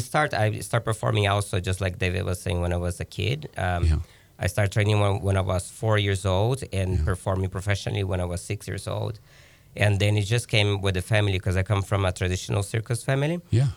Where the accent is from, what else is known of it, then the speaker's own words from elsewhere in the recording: Brazil; now in Las Vegas, United States; I grew up in Brazil. I'm from Brazil originally, yeah. And I live in Vegas, and I've been in Vegas for 20 years now.